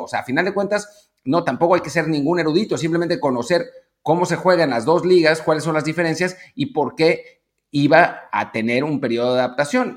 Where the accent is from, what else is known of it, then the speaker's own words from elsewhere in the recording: Mexico; como aficionados mexicanos